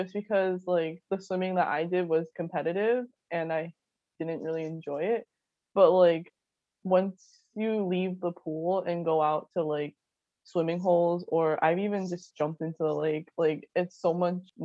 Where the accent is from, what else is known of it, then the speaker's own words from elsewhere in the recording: Rhode Island, United States; moved away as an adult; now in Vermont, United States; I'm from Rhode Island and it's very suburbanized